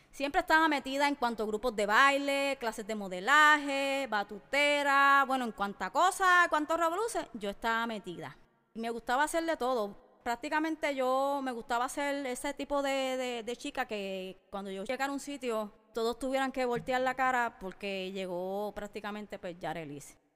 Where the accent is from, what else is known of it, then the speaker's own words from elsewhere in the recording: Puerto Rico; now in United States; Soy nacida y criada en Puerto Rico y en los últimos 12 años de mi vida los he vivido en los Estados Unidos